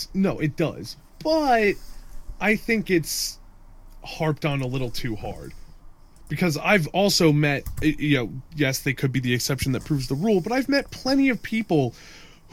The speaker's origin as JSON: {"language": "English", "region": "Northeast", "country": "United States", "tie": "born or raised there", "said": "We grew up in the Northeast"}